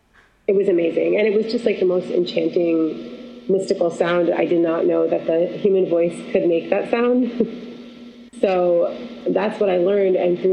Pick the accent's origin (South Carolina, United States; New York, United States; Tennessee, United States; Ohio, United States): New York, United States; Syracuse; I'm from Syracuse, New York, and it's actually pretty similar to Wisconsin.